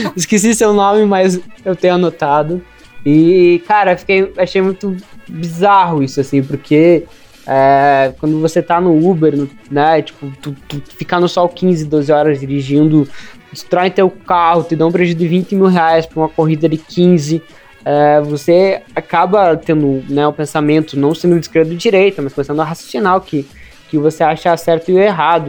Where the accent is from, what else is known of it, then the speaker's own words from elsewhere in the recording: Ponta Grossa, Paraná, Brazil; a gente é de Ponta Grossa ali, que é relativamente perto de Londrina